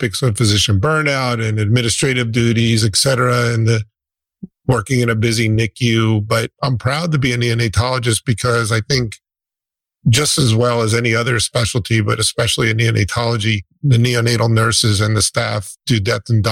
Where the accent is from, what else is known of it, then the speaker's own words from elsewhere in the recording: about 20 minutes from St. Barnabas, New Jersey, United States; I grew up about 20 minutes from St. Barnabas, hospital that you were sent to. So I know the area very well.